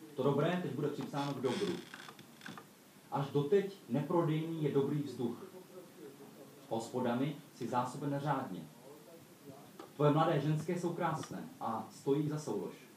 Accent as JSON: {"language": "Czech", "town": "Olomouc", "region": "Olomouc Region", "country": "Czechia", "said": "jsem přijel z Olomouce, tak tuším svým katolickým citem"}